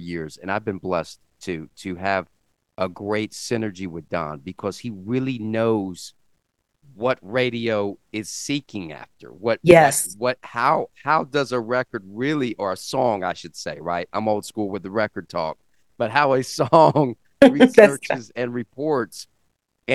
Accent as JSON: {"language": "English", "town": "Columbia", "region": "South Carolina", "country": "United States", "tie": "born or raised there", "said": "I'm from the South originally, Columbia, South Carolina, born and raised"}